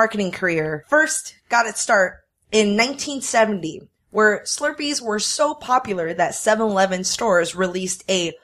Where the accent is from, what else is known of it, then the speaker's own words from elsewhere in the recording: Taiwan; moved away; I grew up in Taiwan